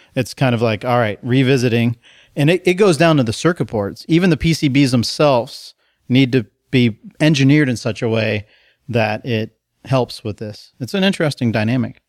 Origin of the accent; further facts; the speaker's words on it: United States; now in Portland, United States; I'm American